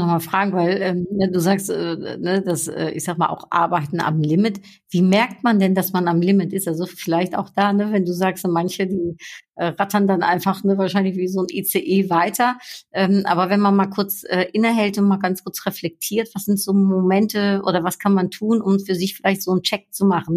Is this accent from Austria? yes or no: no; Netherlands; ich bin ja Niederländerin